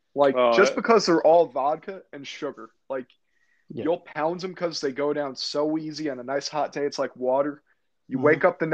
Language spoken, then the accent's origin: English; Morris County, New Jersey, United States; I grew up in Morris County.